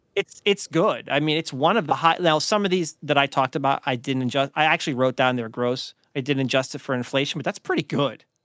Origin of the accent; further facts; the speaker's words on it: Oil City, Pennsylvania, United States; where we grew up in Oil City.